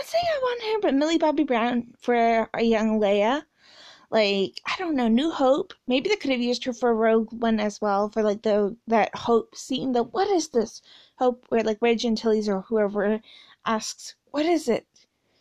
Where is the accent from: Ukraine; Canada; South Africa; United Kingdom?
Canada; I'm Canadian